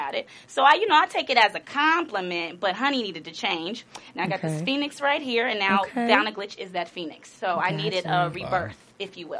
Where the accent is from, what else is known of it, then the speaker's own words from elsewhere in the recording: Los Angeles, California, United States; Born and raised in Los Angeles.